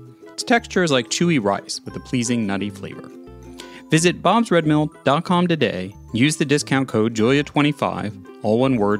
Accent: Kansas City, Missouri, United States; He was even in my hometown, the barbecue capital of Kansas City.

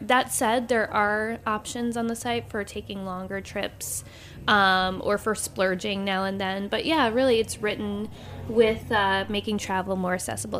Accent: New York, United States; there wasn't really anything out there that addressed me as a New Yorker at the time, someone who's in my late 20s

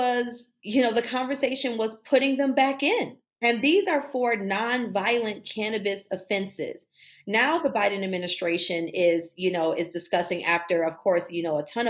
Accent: Buffalo, New York, United States; I'm from Buffalo, New York, from Cold Spring, from the East Side

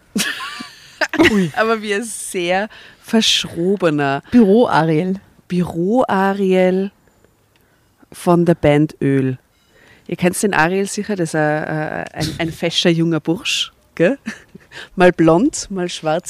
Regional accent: Austria; bei uns in Österreich

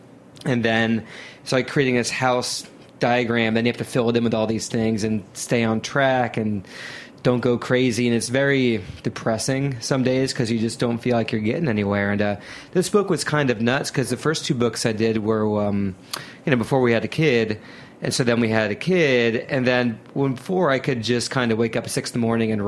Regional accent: Ohio, United States; I grew up in Ohio, and Sculpin's at every single bodega.

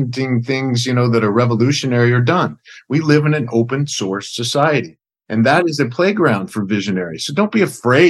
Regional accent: middle Oklahoma, United States; Grew up in kind of a rural farming community in middle Oklahoma

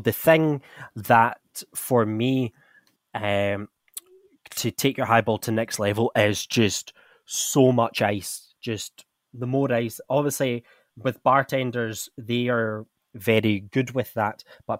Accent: Scotland, United Kingdom; now in India; I'm from Scotland, where, let's just say, it's not very warm.

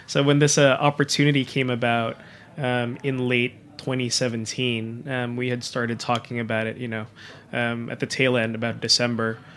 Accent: Manila, Metro Manila, Philippines; moved away as an adult; also born or lived in Japan; now in New York City, United States; I was born and raised in Manila. Um, spent all my life over there

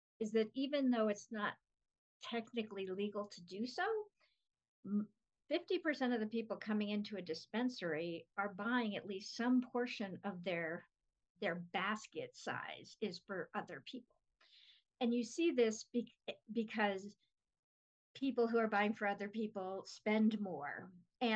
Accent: Los Angeles, California, United States; now in Denver, United States; I grew up in Los Angeles, so I'm one of the people that Denver people hate

